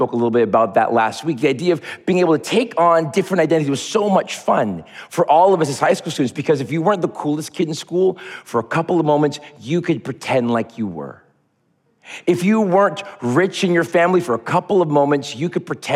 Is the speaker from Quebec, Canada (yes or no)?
yes; Montreal, Quebec, Canada; When I was 12 years old, growing up in Montreal, Quebec, God's country, God's hockey team